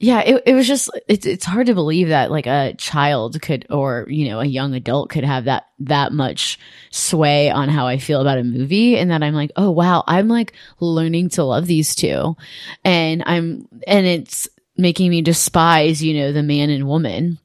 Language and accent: English; Cleveland, Ohio, United States; I grew up in Cleveland and not in a nice house.